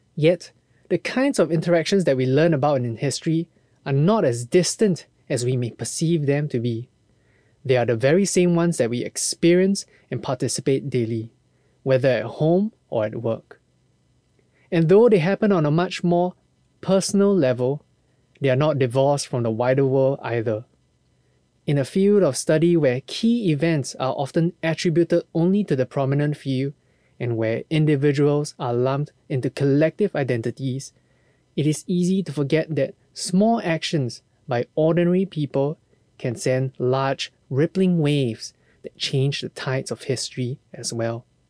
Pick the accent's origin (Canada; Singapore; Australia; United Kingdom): Singapore; As a Singaporean myself